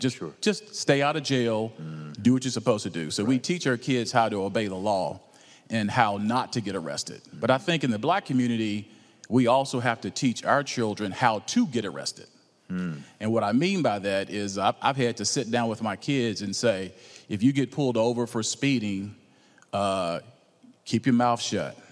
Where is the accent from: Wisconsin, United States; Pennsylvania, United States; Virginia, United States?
Virginia, United States; Roanoke; also born or lived in Atlanta, Georgia; now in Marietta, United States; I was born in Roanoke, Virginia, but I've been in Atlanta uh, the last 28 years